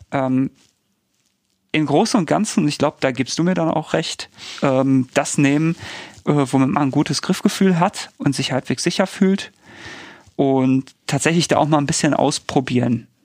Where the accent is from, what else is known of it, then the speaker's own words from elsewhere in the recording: Bochum, North Rhine-Westphalia, Germany; also mir wäre das sehr wichtig und da bin ich vielleicht als Bochumer auch so